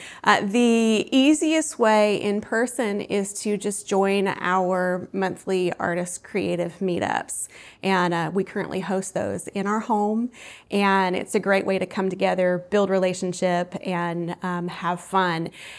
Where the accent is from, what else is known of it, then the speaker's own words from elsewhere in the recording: Columbus, Georgia, United States; also born or lived in New York / Los Angeles; Well, as I mentioned, I am from Columbus, Georgia, so my family is here.